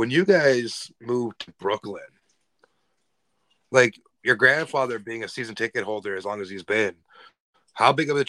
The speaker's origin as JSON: {"language": "English", "country": "Canada", "said": "as a Canadian"}